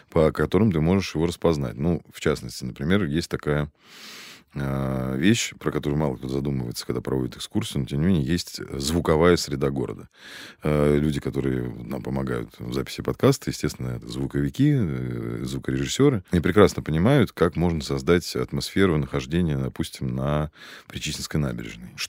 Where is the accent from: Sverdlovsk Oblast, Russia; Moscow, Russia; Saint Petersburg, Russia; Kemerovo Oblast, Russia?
Moscow, Russia; отчасти потому, что я действительно родился и вырос здесь. Это, от этого никуда не денешься. Плюс к этому я коренной москвич.